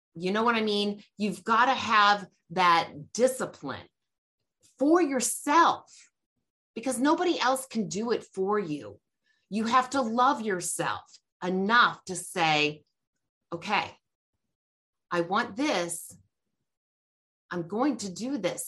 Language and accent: English; Georgia, United States; I'm from Georgia